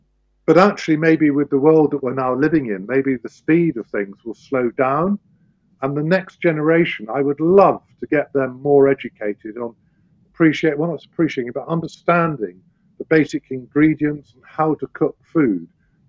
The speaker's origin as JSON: {"language": "English", "country": "United Kingdom", "said": "We get great pride in it as British farmers"}